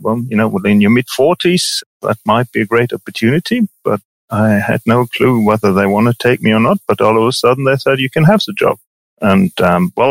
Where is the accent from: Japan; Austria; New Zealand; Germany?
Germany; also born or lived in Engelberg, Switzerland; now in Vitznau, Switzerland; I'm born and brought up in Germany